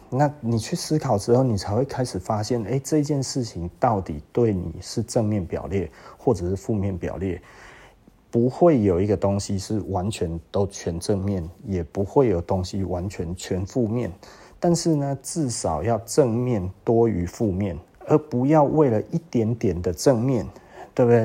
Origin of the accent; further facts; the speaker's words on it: Taiwan; also born or lived in Taichung; 我们台湾人